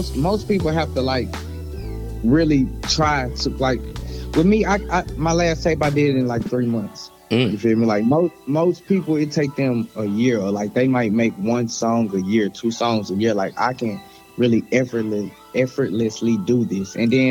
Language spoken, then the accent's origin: English; Arkansas, United States; accent: country; I'm from Arkansas